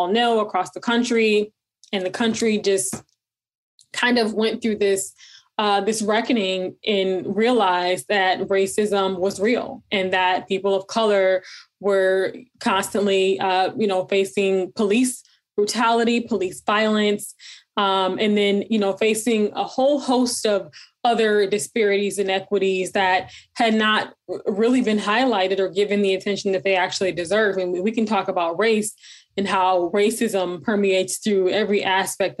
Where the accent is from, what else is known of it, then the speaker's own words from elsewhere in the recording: Michigan, United States; moved away; also born or lived in New Jersey / Detroit / Atlanta; I'm originally from Michigan.